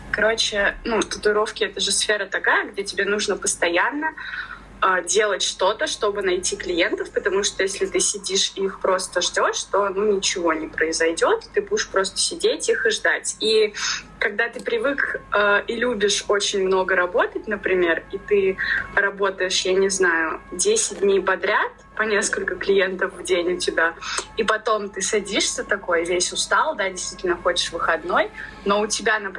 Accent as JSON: {"language": "Russian", "town": "Ufa", "region": "Bashkortostan", "country": "Russia", "moved": "yes", "said": "я из Уфы"}